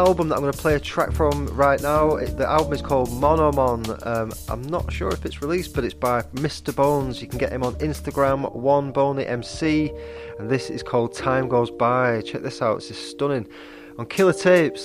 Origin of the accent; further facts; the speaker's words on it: Blackburn, North West England, United Kingdom; now in St Annes, United Kingdom; I'm from Blackburn originally, but I live in St. Anne's